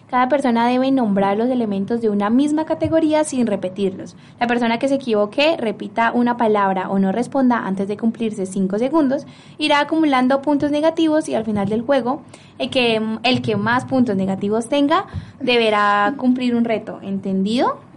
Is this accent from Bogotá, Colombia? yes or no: no; Piedecuesta, Santander, Colombia; yo también soy de pie cuesta